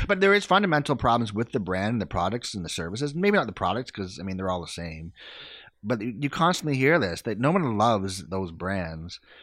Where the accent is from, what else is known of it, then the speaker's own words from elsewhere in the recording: Canada; I am prideful of being Canadian